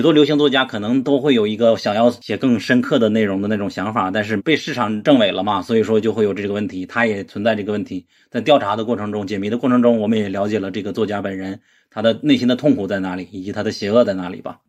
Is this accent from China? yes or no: yes; China; 我作为中国人